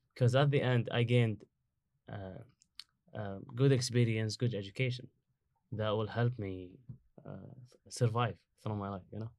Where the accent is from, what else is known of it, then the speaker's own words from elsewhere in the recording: Kuwait; English is a second language; moved away as an adult; now in United States; I came from Kuwait